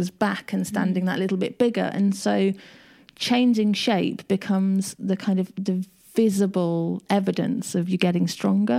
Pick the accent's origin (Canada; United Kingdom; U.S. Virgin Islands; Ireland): United Kingdom; I am very British